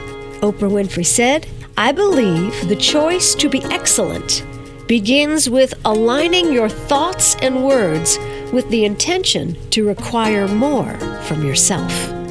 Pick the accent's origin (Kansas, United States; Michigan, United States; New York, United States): New York, United States; Peekskill; now in Cold Spring, United States; I'm from Peekskill.